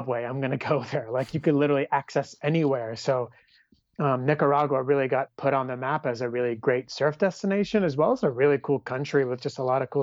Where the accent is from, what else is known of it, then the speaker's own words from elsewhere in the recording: California, United States; me being from California